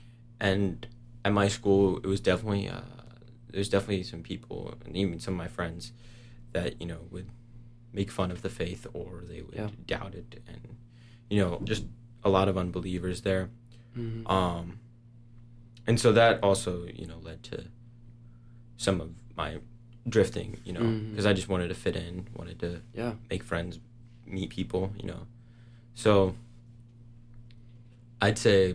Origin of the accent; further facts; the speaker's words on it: St. Louis, Missouri, United States; moved away as an adult; now in Lawrence, United States; I grew up in St. Louis